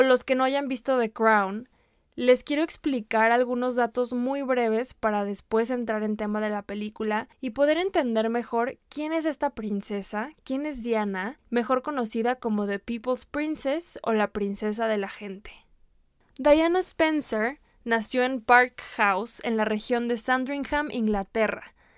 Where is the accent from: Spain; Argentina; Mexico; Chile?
Mexico; como mexicanos